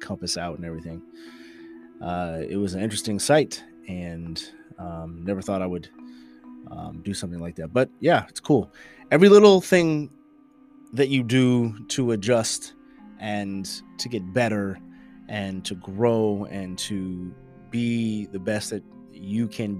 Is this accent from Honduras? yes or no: no; the Bay Area, California, United States; We are from the Bay, and we've been Niners fans from around the way